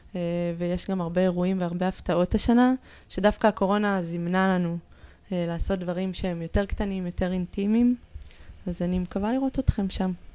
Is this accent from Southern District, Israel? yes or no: no; Jerusalem, Jerusalem District, Israel; שגדלתי בה, אני מאוד ירושלמית, כאילו, ב... אני נולדתי שם, אני למדתי שם